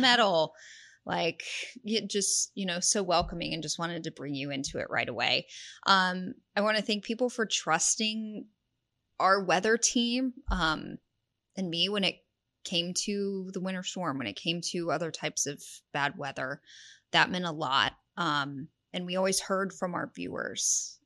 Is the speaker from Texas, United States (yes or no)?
yes; Houston, Texas, United States; moved away as an adult; also born or lived in Lubbock, Texas / Mississippi / Abilene, Texas; now in San Antonio, United States; I grew up in the Houston area